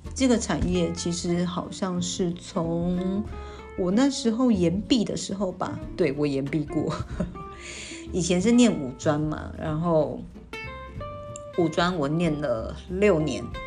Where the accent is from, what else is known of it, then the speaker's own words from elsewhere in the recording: Pingtung County, Taiwan; moved away as an adult; now in Taipei, Taiwan; 我是南部人